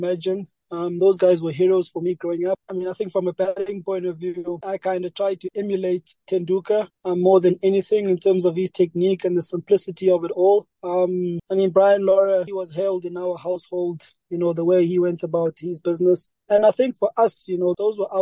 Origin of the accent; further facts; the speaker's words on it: South Africa; growing up in South Africa as a black individual